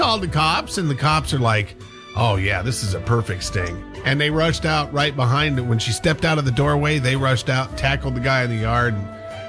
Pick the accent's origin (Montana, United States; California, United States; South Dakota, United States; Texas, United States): Montana, United States; Butte; Butte, Montana for me.